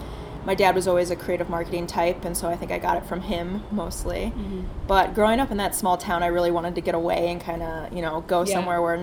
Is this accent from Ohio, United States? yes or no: yes; Put-in-Bay, Ohio, United States; also born or lived in Maryland; now in Cleveland, United States; So I actually grew up on Put-in Bay. It's a small island in Lake Erie. I graduated with a very small class of 12